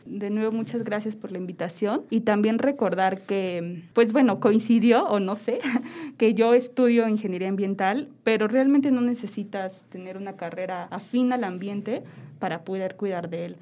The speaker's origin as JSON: {"language": "Spanish", "region": "Querétaro", "country": "Mexico", "said": "yo amo a Querétaro y pues soy queretana"}